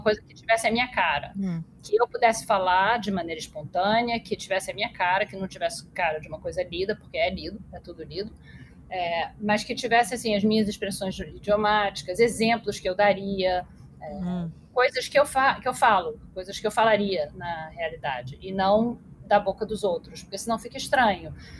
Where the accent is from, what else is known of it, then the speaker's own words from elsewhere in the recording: Rio de Janeiro, Brazil; also born or lived in United States; eu que sou carioca, que moro no Rio e morei no Rio a minha vida inteira